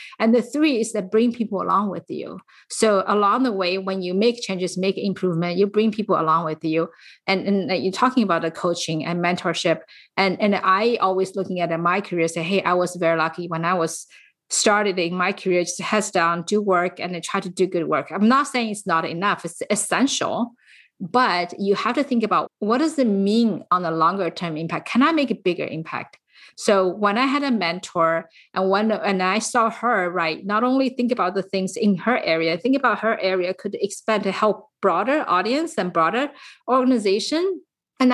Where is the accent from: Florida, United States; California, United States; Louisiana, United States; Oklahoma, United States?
California, United States; San Francisco Bay Area; I am from the San Francisco Bay Area